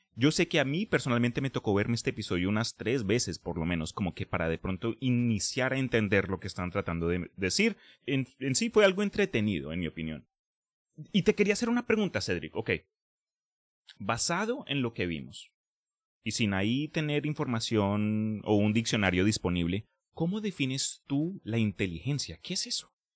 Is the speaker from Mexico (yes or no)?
no; Colombia; Yo me acuerdo en Colombia, en geografía de, la, de Sudamérica, específicamente geografía colombiana, eso mi mamá me mantuvo en el cuarto para que yo estudiara